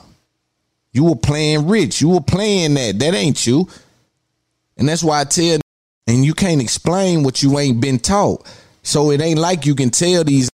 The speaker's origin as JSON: {"language": "English", "town": "Nashville", "region": "Tennessee", "country": "United States", "said": "I'm from Cashville"}